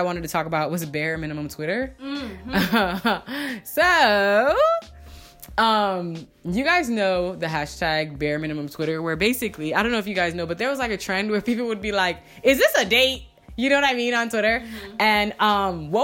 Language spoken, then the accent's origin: English; New Jersey, United States; moved away; also born or lived in Virginia; I'm like from VA, and I'm actually from Jersey